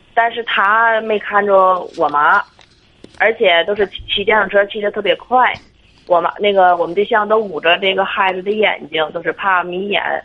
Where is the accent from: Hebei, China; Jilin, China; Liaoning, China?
Hebei, China; Tangshan; 我是他山本地的